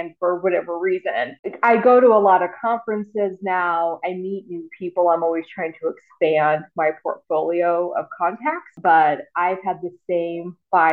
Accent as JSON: {"language": "English", "region": "the South", "country": "United States", "tie": "born or raised there", "said": "growing up in the South"}